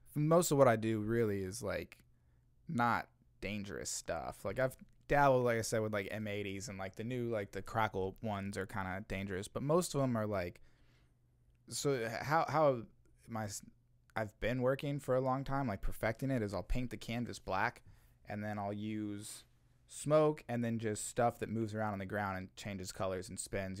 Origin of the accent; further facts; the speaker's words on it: Olathe, Kansas, United States; now in Kansas City, United States; I was born in Kansas City and then I spent most of my childhood in Olathe